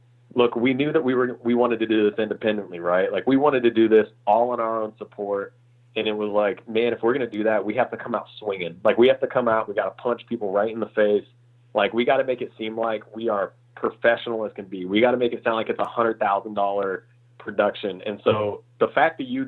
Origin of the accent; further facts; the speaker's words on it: Indiana, United States; moved away as an adult; also born or lived in Illinois; now in Los Angeles, United States; I'm from, I grew up in Indiana. So I'm a, you know, full on Midwest boy, born in Illinois, raised in Indiana